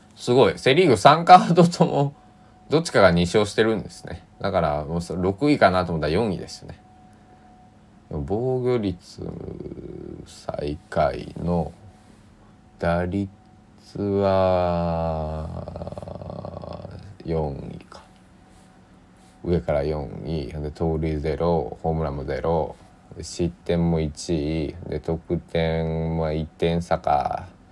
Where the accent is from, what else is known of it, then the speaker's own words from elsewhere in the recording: Kochi, Japan; now in Takamatsu, Japan; 僕もね高知から出てきた